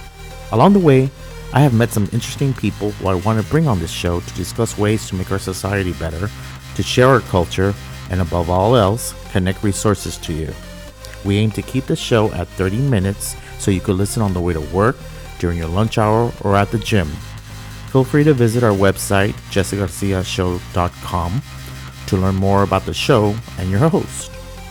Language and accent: English; Brownsville, Texas, United States; also born or lived in San Antonio, Texas; My personal journey began on the Texas-Mexico border. I was born and raised in Brownsville, and I went to college in San Antonio